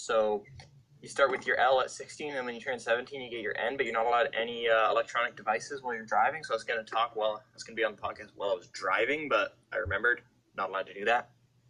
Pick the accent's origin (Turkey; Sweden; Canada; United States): Canada; I'm Canadian, man.